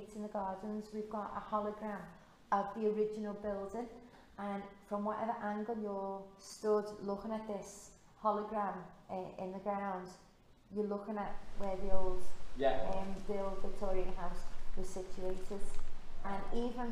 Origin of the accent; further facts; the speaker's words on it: Ormskirk, North West England, United Kingdom; I'm from Ormskirk